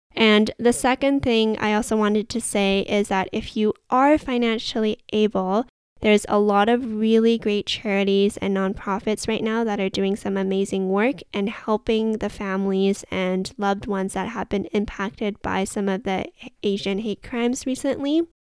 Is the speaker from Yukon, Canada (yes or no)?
no; Vancouver, British Columbia, Canada; someone that was born and raised in Vancouver, Canada